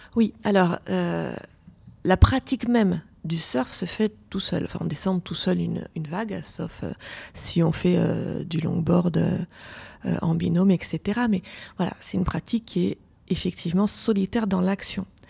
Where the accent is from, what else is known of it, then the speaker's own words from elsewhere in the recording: Lyon, Auvergne-Rhône-Alpes, France; moved away; also born or lived in Basque Coast; Je venais de Lyon, donc j'ai plutôt, je suis plutôt une fille de la montagne.